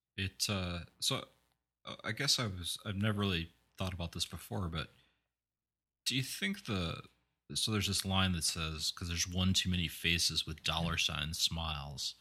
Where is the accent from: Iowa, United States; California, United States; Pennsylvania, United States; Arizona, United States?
Iowa, United States; eastern; when I was a kid growing up in eastern Iowa